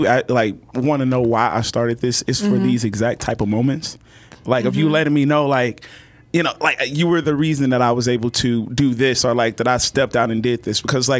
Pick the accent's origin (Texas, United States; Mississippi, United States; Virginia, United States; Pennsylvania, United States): Texas, United States; Fort Worth; So originally from Fort Worth, Funky Town. And raised. Like I was born in like the Poly area.